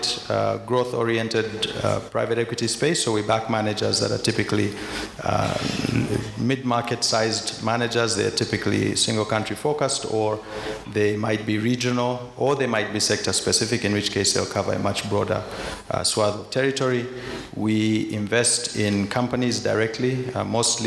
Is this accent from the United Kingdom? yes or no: no; Uganda; I was born next door in Uganda. I grew up in Uganda.